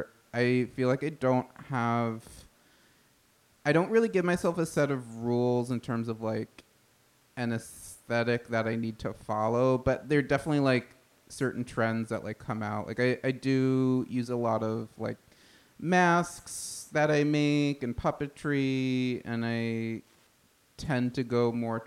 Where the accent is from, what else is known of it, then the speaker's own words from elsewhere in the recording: Massapequa, New York, United States; I'm from Long Island, the town of Massapequa.